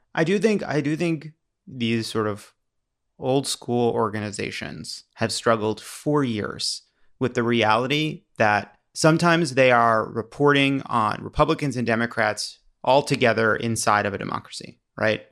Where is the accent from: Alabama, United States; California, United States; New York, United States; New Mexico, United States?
New York, United States; New York City; now in Los Angeles, United States; I vote in, in L A, but I'm a New Yorker by, um, uh, birth and mentality